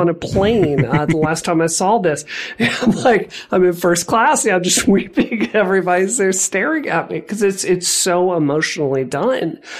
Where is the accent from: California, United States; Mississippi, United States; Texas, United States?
Mississippi, United States; I grew up queer in Mississippi